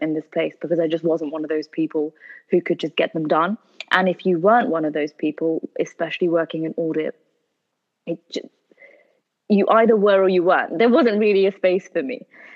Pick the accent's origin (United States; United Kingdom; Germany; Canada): United Kingdom; we are Pakistani, born in the UK, but our heritage is from Pakistan